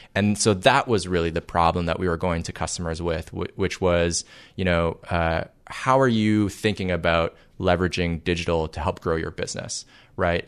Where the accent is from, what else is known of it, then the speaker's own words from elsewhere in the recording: Toronto, Ontario, Canada; moved away as an adult; also born or lived in Waterloo, Ontario; now in Silicon Valley, United States; I was raised in Toronto